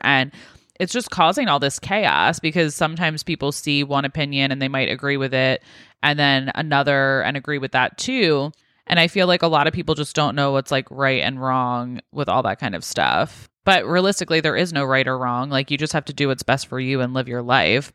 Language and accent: English; United States; being American